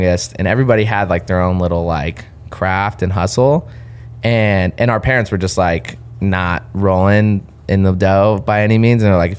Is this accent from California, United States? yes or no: yes; Claremont, California, United States; That's born and raised in Southern California.